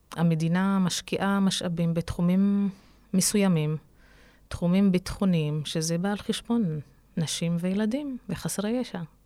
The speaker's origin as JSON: {"language": "Hebrew", "town": "Ramla", "region": "Central District", "country": "Israel", "tie": "born or raised there", "said": "נולדתי וגדלתי בעיר הזו"}